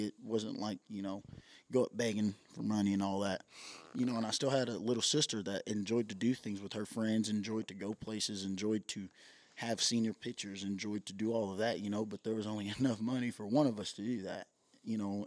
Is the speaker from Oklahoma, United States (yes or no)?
yes; Madill, Oklahoma, United States; I was raised in Medill, Oklahoma